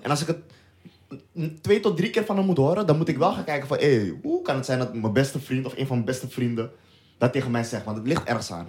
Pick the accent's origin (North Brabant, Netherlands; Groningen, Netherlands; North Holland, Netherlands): North Holland, Netherlands; Amsterdam; wij komen uit Amsterdam